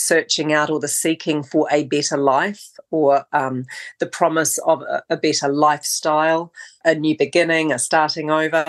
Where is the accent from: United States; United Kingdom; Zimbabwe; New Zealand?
New Zealand; that's part of being a Kiwi, that when I look back, we didn't emerge out of New Zealand. We came here in the family line.